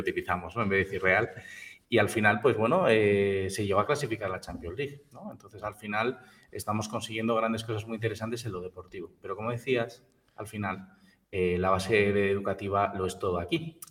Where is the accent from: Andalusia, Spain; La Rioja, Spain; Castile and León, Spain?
La Rioja, Spain; en nuestra tierra, en La Rioja y alrededores